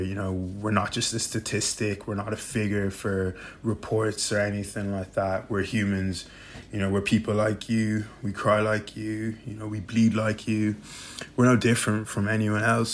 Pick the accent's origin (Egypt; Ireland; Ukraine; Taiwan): Ireland; Dublin, Leinster; I'm from Dublin, Ireland